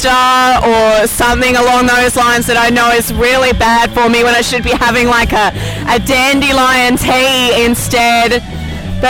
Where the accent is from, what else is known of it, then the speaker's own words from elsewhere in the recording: Sydney, New South Wales, Australia; moved away as an adult; also born or lived in Wollongong, Australia; now in Florida, United States; I'm from close to Sydney. Yeah. So I grew up in Sydney